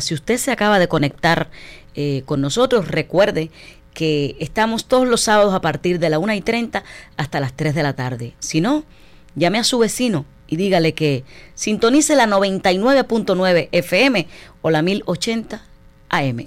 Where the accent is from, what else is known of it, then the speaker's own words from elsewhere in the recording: Cuba; para mí es un súper orgullo como cubana